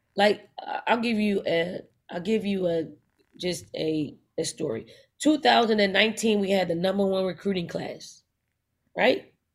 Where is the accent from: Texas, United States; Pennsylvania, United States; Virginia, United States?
Pennsylvania, United States; Philadelphia; I'm from North Philly, like, that's my foundation. Um, I, I grew up in the household, uh, being the youngest of five